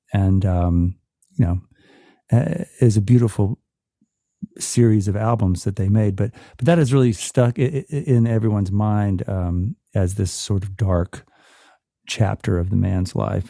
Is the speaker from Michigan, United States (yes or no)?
no; Atlanta, Georgia, United States; also born or lived in Virginia; I was born in Virginia, but I grew up in Atlanta